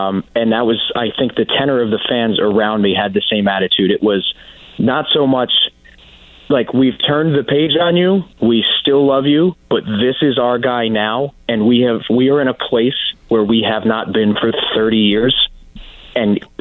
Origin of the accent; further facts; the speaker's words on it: New York, United States; born and raised in New York